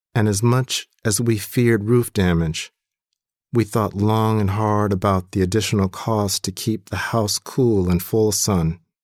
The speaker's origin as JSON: {"language": "English", "town": "Compton", "region": "California", "country": "United States", "tie": "born or raised there", "also_born_or_lived": "Atlanta, Georgia", "moved": "yes", "lives_now": "Wisconsin, United States", "said": "When I was growing up in Compton"}